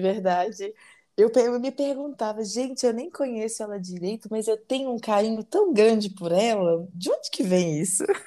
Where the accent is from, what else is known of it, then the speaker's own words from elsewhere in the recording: Belo Horizonte, Minas Gerais, Brazil; nascida e criada em Belo Horizonte